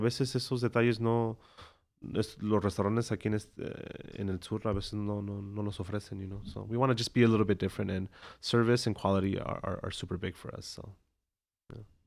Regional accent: Chicago, Illinois, United States; I grew up in McKinley Park

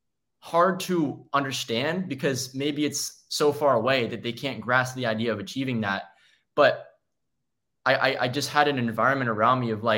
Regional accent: Maryland, United States; I'm from Maryland originally

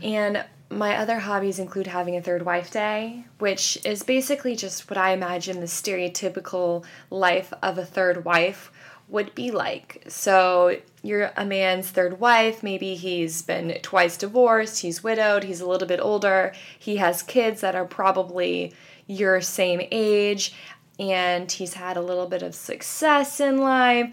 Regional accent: Kansas City, Missouri, United States; now in New York, United States; we're both from Kansas City

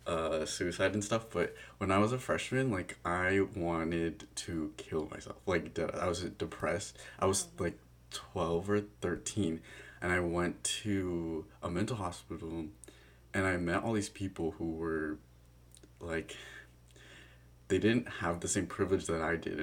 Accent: Chino Hills, California, United States; growing up in Chino Hills

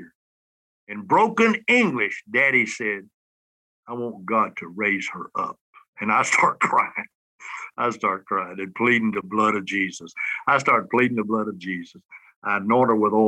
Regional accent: Alabama, United States; from Alabama

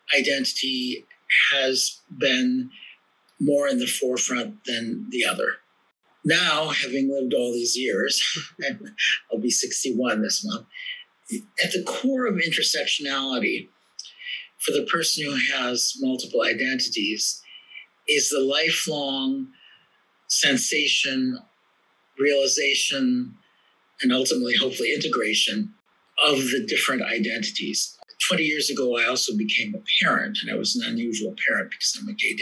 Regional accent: Milwaukee, Wisconsin, United States; also born or lived in South Korea; So I was born in South Korea in 1960. I was adopted along with my twin brother by white American parents of Norwegian and German descent. That's my Norwegian name. And we were raised in Milwaukee, Wisconsin in the 1960s and 70s

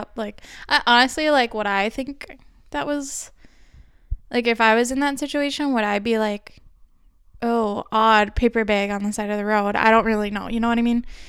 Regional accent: Minneapolis, Minnesota, United States; we're probably from the Twin Cities

